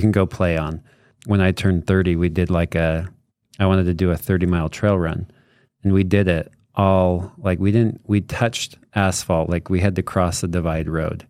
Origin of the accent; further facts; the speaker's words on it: Morgan Valley, Utah, United States; I grew up in Morgan Valley